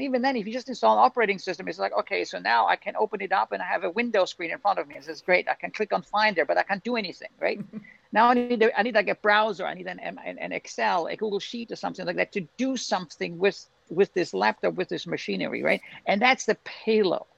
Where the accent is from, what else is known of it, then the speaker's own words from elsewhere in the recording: Austria; moved away; also born or lived in Glasgow; in Austria we say there is no bad weather, there's just bad clothing